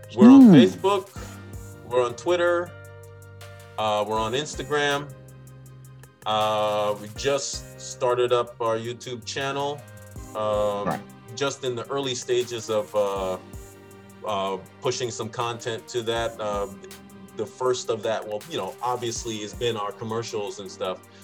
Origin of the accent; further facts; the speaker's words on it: United States; growing up in Washington